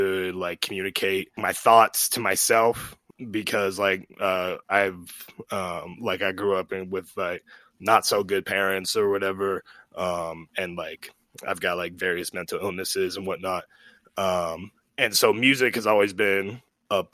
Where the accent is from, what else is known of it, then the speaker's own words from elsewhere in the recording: Ogden, Utah, United States; now in Salt Lake City, United States; I'm originally from, I grew up in Ogden, but I've since moved to Salt Lake, and now I'm based in Salt Lake